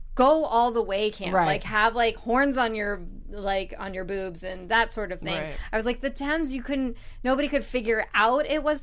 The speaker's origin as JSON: {"language": "English", "country": "United States", "said": "I'm an American"}